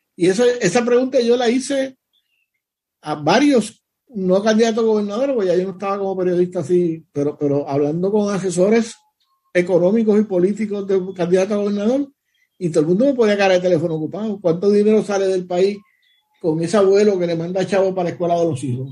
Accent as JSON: {"language": "Spanish", "country": "Puerto Rico", "tie": "born or raised there", "said": "yo soy boricua y yo le tengo amor porque yo nací en Puerto Rico"}